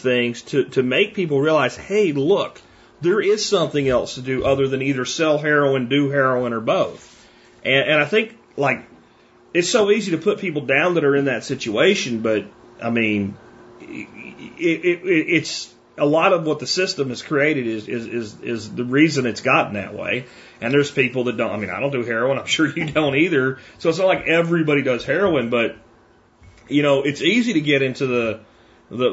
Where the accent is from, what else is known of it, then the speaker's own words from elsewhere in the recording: Pottsville, Pennsylvania, United States; moved away; my hometown that I grew up